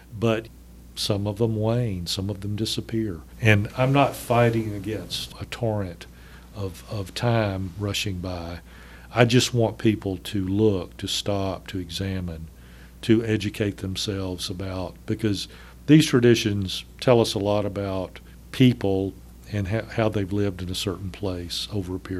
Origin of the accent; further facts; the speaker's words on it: northern Alabama, United States; growing up in Alabama in the northern part of the state